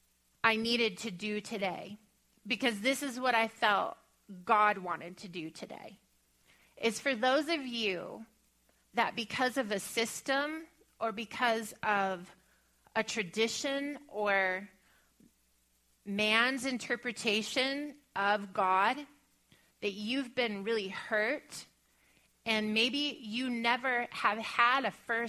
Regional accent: Bible Belt, the South, United States; growing up in the Bible Belt

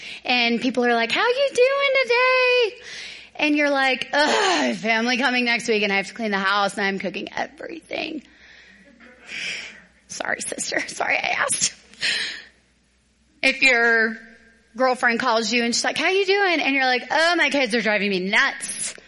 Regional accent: the South, United States; because I'm from the South where there's big, beautiful trees everywhere.

